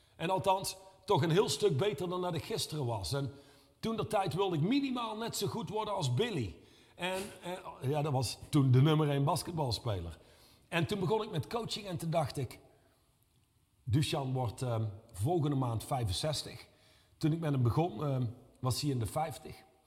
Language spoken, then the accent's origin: Dutch; Reusel, North Brabant, Netherlands; ik kom uit Reuzel.